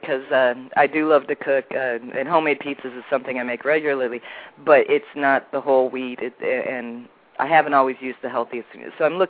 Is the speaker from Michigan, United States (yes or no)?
yes; Michigan, United States; also born or lived in Sarasota, Florida; now in St. Augustine, Texas, United States; Can't tell it by my accent because I'm originally from Michigan.